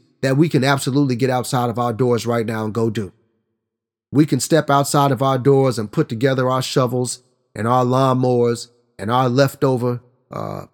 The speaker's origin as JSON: {"language": "English", "region": "Oklahoma", "country": "United States", "said": "my home state of Oklahoma"}